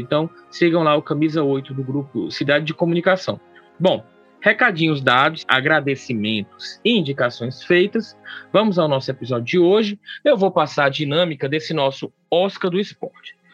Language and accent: Portuguese; Brazil; enquanto brasileiros